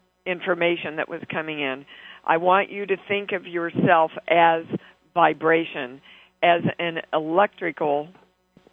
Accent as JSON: {"language": "English", "town": "Kansas City", "country": "United States", "tie": "born or raised there", "moved": "yes", "said": "I'm in Kansas City, my hometown."}